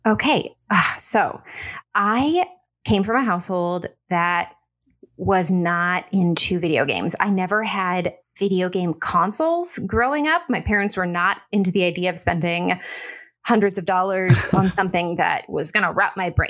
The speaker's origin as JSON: {"language": "English", "area": "Orange County", "region": "California", "country": "United States", "tie": "born or raised there", "also_born_or_lived": "Portland / Bay Area", "moved": "as an adult", "lives_now": "Los Angeles, United States", "said": "I grew up not far from here in Orange County"}